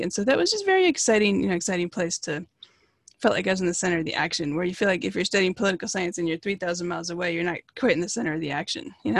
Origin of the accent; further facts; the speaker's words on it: Redmond, Washington, United States; also born or lived in Seattle / New York / Portland; I actually grew up, like, four blocks from where I live now